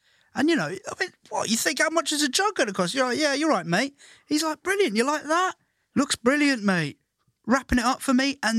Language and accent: English; Ireland; But my nan, for Christmas, growing up in Ireland, would get a jug of jam.